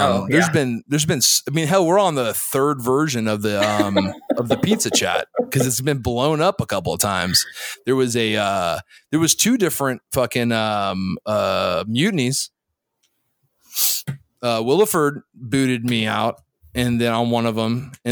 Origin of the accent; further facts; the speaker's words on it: Florida, United States; also born or lived in Saudi Arabia; I'm from Florida